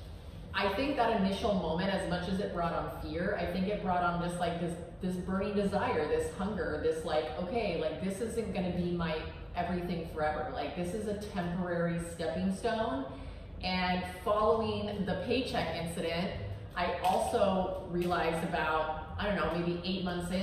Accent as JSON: {"language": "English", "town": "San Diego", "region": "California", "country": "United States", "tie": "born or raised there", "moved": "yes", "lives_now": "Miami, United States", "said": "So I grew up in San Diego. I'm from California, original Cali girl."}